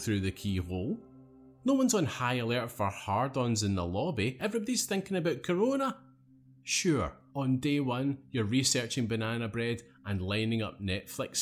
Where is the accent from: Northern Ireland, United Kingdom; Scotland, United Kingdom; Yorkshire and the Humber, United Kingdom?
Scotland, United Kingdom; I had a scarf on for at least 4 months of the year growing up in Scotland